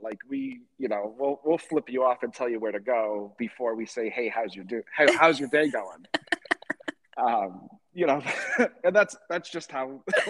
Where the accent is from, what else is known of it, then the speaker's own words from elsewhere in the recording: New England, United States; I grew up in New England